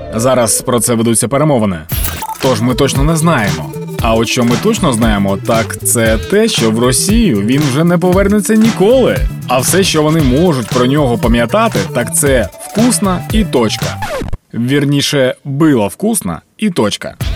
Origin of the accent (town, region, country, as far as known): Ukraine